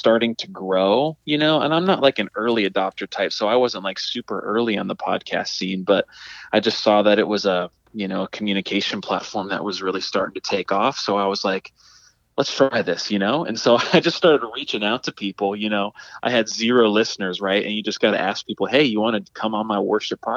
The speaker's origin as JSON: {"language": "English", "town": "Pittsburgh", "region": "Pennsylvania", "country": "United States", "tie": "born or raised there", "said": "I'm from the Pittsburgh, PA area, born and raised there"}